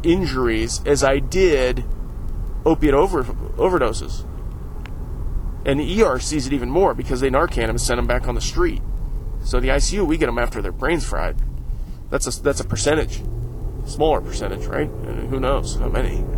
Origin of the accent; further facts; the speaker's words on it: Northeast Ohio, United States; I went to the parade in my hometown